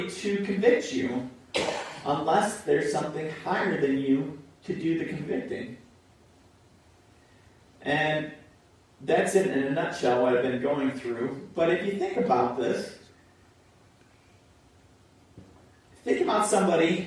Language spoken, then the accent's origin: English; United States; we grew up in America